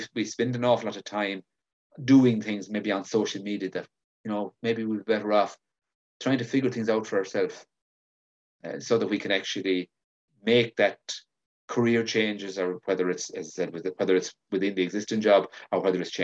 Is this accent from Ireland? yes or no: yes; Galway, Connacht, Ireland; I'm from Galway